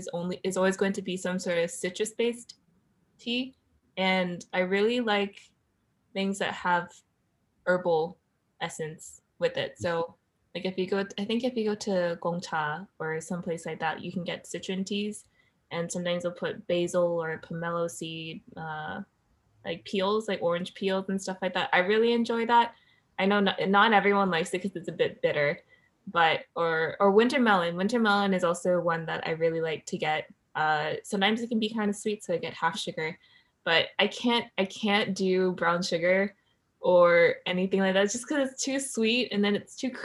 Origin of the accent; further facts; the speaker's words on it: East Coast, United States; growing up on the East Coast